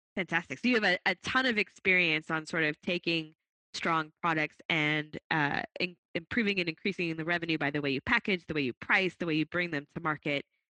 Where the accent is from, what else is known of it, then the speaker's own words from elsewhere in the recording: Boston, Massachusetts, United States; my hometown, Boston.